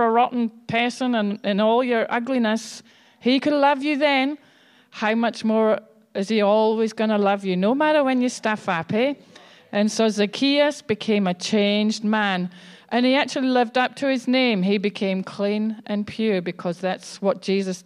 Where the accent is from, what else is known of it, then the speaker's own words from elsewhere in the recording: Scotland, United Kingdom; I'm Scottish